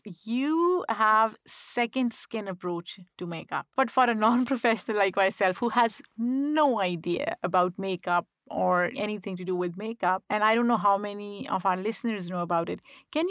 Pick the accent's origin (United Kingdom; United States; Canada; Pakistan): Pakistan; So growing up in Pakistan, I was always conscious because I thought people would make fun of me because of my full lips.